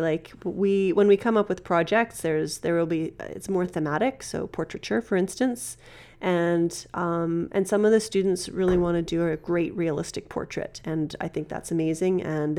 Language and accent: English; Regina, Saskatchewan, Canada; born there; Yeah, okay, I was born in Regina.